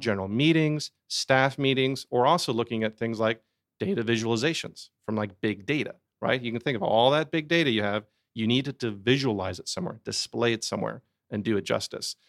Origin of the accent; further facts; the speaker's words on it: Sandy Springs, Georgia, United States; I'm an Atlanta native. I grew up here in Sandy Springs.